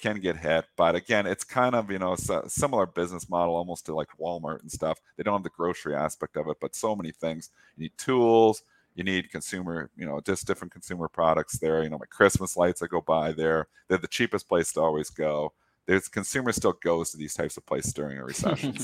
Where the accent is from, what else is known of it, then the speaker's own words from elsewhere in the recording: Canada; I'm Canadian